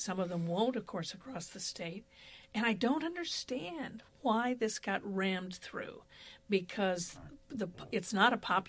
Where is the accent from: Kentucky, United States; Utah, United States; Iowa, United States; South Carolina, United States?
Iowa, United States; moved away as an adult; I was born and raised in Iowa and left for 20 years, having come back recently, you know, within the last 2 years.